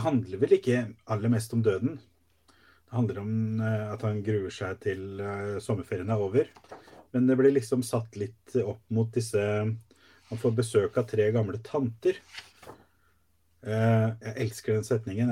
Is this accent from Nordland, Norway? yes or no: no; Sarpsborg, Østfold, Norway; jeg kommer fra Sarpsborg